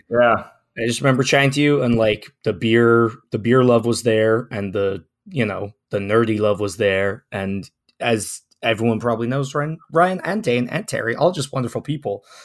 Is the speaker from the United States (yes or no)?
no; Ireland; now in Canada; I'm not Canadian. I'm from Ireland. You probably can't tell from the voice because